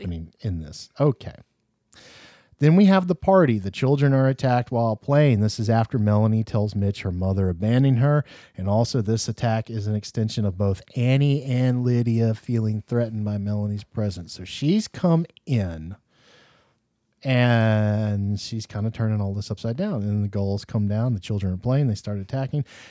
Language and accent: English; the South, United States; I'm from the South